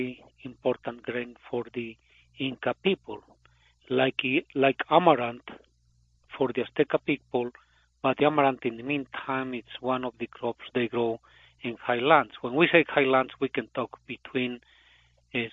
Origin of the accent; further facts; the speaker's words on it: Cochabamba, Bolivia; English is a second language; moved away as an adult; now in United States; I am from Bolivia. It's my town where I born. It's Cochabamba.